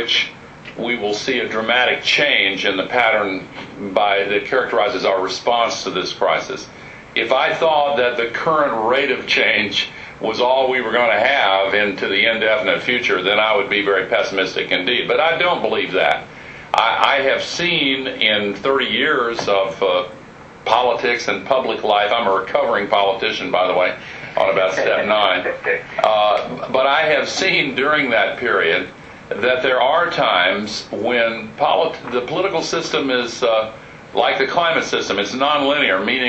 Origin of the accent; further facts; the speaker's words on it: United States; as an American